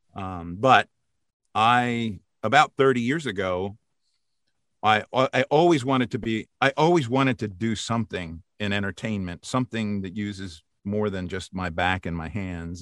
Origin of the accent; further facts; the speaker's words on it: outside of Philadelphia, Pennsylvania, United States; also born or lived in Massachusetts; now in Maryland, United States; I grew up outside of Philadelphia in a little town called Bernathen